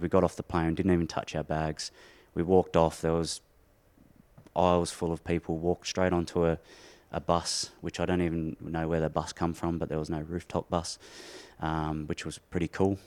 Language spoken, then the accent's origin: English; Windsor, New South Wales, Australia; moved away as an adult; We're both from Windsor.